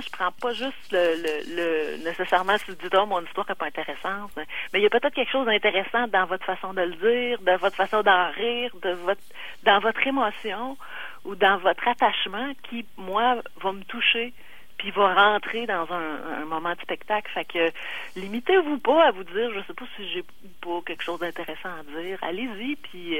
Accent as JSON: {"language": "French", "town": "Quebec City", "region": "Quebec", "country": "Canada", "said": "je suis chez nous à Québec. Là, euh, mon, mon père livrait à Sainte-Foy"}